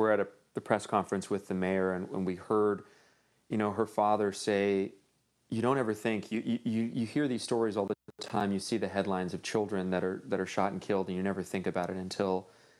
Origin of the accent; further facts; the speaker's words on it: Los Angeles, California, United States; I grew up in Northeast LA, and there's parts of Los Angeles where you hear notoriously cops don't go in.